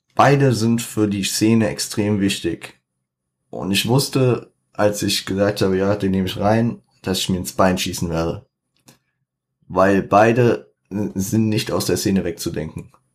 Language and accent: German; Frankfurt, Hesse, Germany; ich bin Frankfurter, 069.